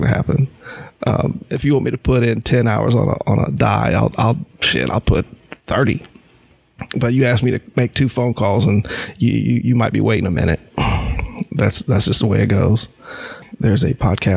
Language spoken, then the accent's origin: English; Champaign, Illinois, United States; moved away as an adult; now in North Carolina, United States; I grew up in Illinois, Champaign, Illinois, city of bubbles